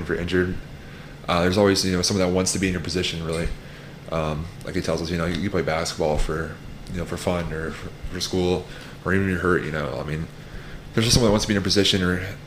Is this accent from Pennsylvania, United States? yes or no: no; Colorado, United States; moved away as an adult; also born or lived in Hawaii; now in Missouri, United States; I've been in Colorado my whole life